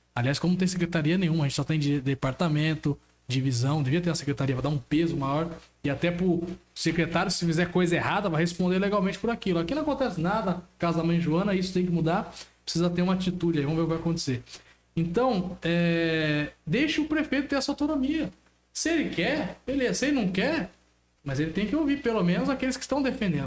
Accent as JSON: {"language": "Portuguese", "country": "Brazil", "said": "Como brasileiros"}